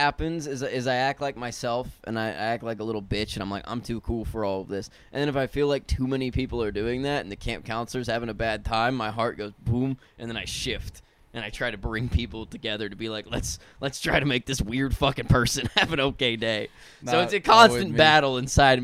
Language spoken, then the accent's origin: English; Austin, Texas, United States; I'm from Austin, decent sized city